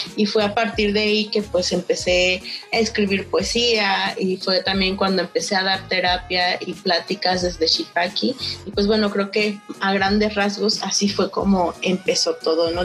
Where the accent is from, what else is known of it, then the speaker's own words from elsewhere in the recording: Mexico City, Mexico; first language Nahuatl; now in Monterrey, Mexico; mis papás cuando yo llegué a, la Ciudad de México eh, me decían que pues ya ahí ya no hablara en náhuatl. Tenía seis años